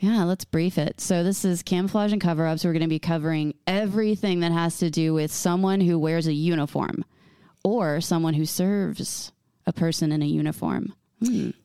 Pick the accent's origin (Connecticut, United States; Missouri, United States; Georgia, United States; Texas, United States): Texas, United States; accent: twang; we're both from Texas, and, uh, so you might hear a little twang every once in a while.